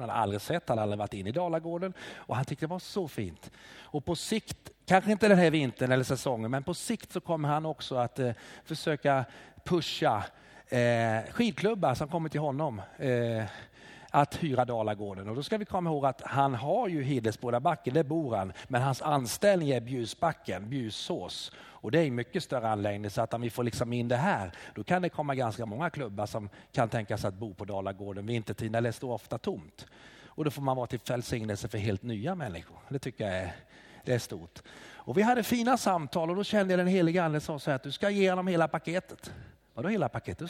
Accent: Småland, Sweden; now in Hofors, Sweden; jag kommer ursprungligen från Småland

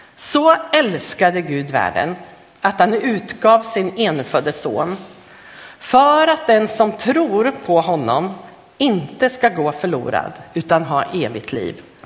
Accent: Östergötland, Sweden; moved away; jag kommer från Östergötland från början, så där växte jag upp.

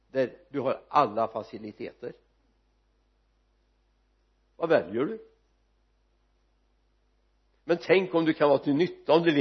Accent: Sweden; jag vet att jag har glädje av att jag är medborgare i Svea rike

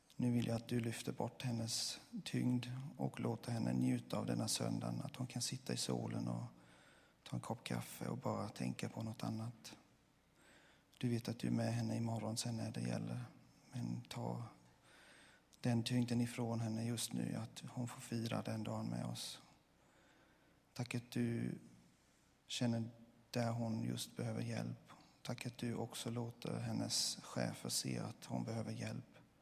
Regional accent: Switzerland; now in Sweden; jag kommer från Schweiz

